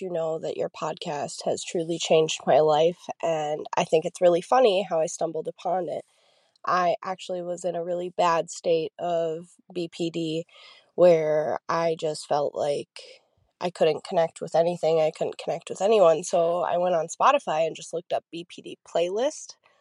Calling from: Minnesota, United States; I am calling from Minnesota

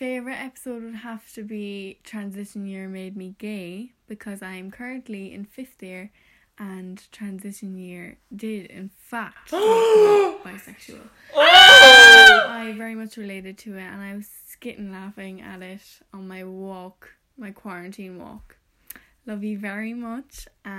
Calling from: Glanmire, Munster, Ireland; I'm 17 and I'm listening from Glanmire in County Cork.

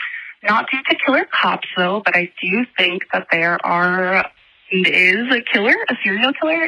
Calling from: Minneapolis, Minnesota, United States; I'm calling from Minneapolis.

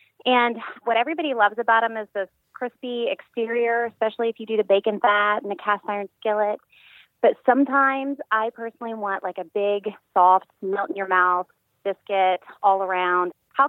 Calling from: Tampa, Florida, United States; I'm calling from Tampa Bay.

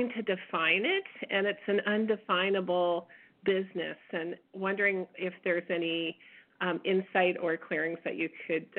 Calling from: Edmonton, Alberta, Canada; Hi, this is … from Edmonton.

